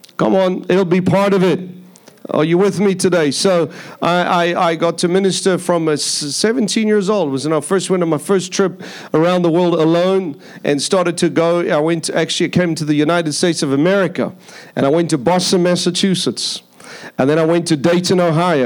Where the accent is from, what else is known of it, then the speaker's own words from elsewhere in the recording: Durban, KwaZulu-Natal, South Africa; moved away; I come from South Africa. was born in South Africa, born in a place called Durban, South Africa. It's a beach city, a surfer city. So when I was young, I used to do a lot of surfing.